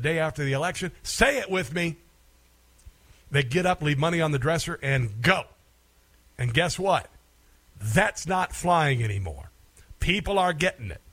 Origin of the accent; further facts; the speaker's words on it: Southwest Iowa, United States; I grew up in Southwest Iowa